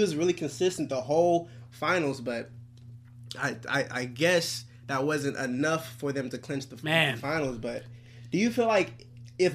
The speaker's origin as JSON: {"language": "English", "town": "Oakland", "region": "California", "country": "United States", "said": "I'm from Oakland, California. I'm in my last year at SF State."}